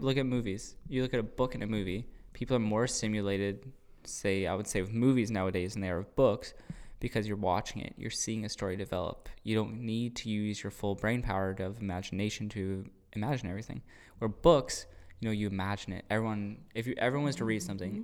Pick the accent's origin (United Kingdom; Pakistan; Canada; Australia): Canada; Cambridge, Ontario; I'm from Cambridge